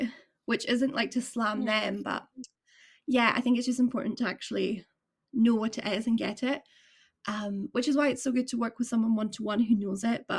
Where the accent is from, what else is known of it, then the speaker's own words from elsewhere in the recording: Edinburgh, Scotland, United Kingdom; now in Aberdeen, United Kingdom; where I'm from Edinburgh area